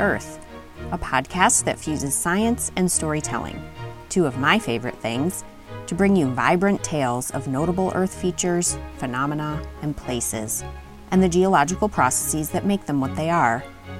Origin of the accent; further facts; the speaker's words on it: upstate New York, United States; moved away as an adult; now in Tucson, United States; the lush glacial landscape of my home in upstate New York